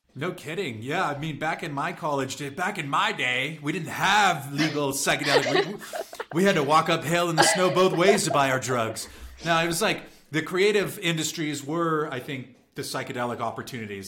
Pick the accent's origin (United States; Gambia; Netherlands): United States; San Diego and San Francisco, California; I grew up in San Diego and in San Francisco